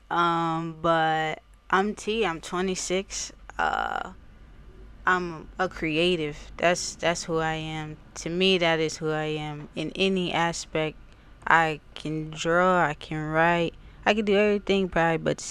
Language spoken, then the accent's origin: English; Wilmington, Delaware, United States; also born or lived in Houston, Texas; now in Newark, United States; I grew up in Wilmington. Over West Side. I'm a West Side baby.